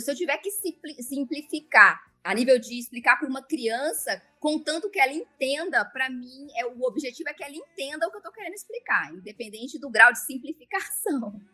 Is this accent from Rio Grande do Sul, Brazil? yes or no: no; Brasília, Federal District, Brazil; also born or lived in Las Vegas; Eu sou aqui de Brasília mesmo, é, nasci aqui, morei aqui praticamente minha vida inteira